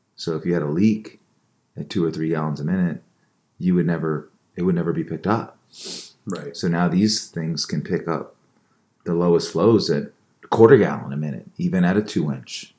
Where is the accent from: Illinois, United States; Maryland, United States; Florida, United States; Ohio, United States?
Maryland, United States; Baltimore; I'm from Baltimore. Yes, Balmer, Balmer, as we say it back in the day.